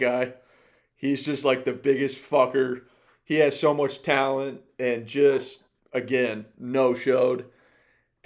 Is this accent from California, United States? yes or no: yes; Bay Area, California, United States; growing up in the Bay Area